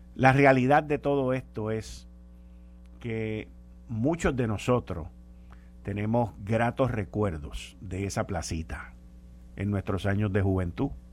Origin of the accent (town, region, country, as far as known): Puerto Rico